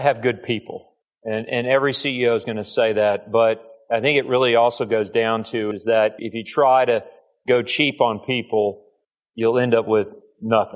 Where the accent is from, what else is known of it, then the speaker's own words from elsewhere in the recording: Bryan, Texas, United States; now in Houston, United States; I grew up in Bryan